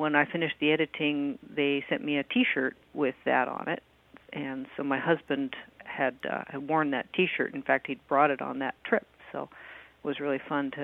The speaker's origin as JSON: {"language": "English", "region": "Alaska", "country": "United States", "tie": "born or raised there", "said": "I was born and raised in Alaska"}